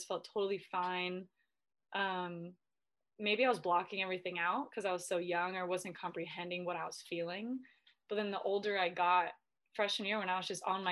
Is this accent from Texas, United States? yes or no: no; Southern California, United States; moved away as an adult; also born or lived in Spain / Sweden; now in Washington, United States; I'm from Southern California, born and raised